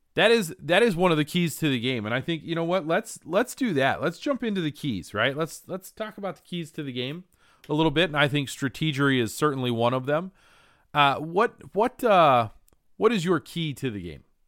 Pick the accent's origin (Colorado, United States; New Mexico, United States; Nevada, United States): Colorado, United States; I grew up in Colorado